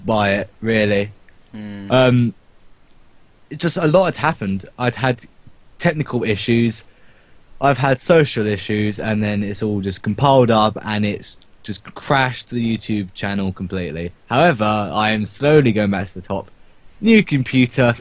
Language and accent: English; United Kingdom; we are very British